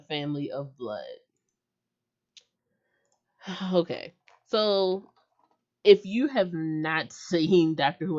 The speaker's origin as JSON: {"language": "English", "country": "United States", "said": "I can only speak as an American"}